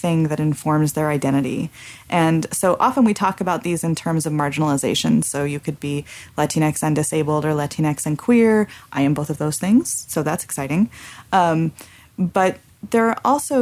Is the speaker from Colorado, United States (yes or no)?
no; California, United States; as growing up in California as a very assimilated American and also with Mexican heritage